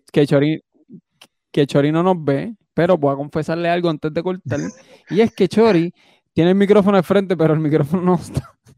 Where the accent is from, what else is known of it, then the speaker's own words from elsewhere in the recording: Puerto Rico; moved away; tengo casa todavía allí y yo no pienso venderla, yo pienso comprar casa ahí otra vez.